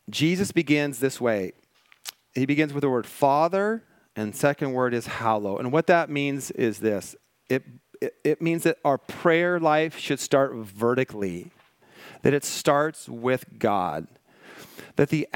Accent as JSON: {"language": "English", "region": "Washington", "country": "United States", "tie": "born or raised there", "moved": "yes", "lives_now": "Malibu, United States", "said": "I grew up in Washington State"}